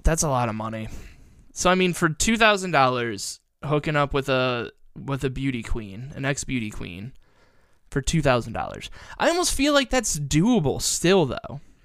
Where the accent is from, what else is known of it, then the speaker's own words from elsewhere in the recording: Perrysburg, Ohio, United States; growing up in Perrysburg, we had Fort Meggs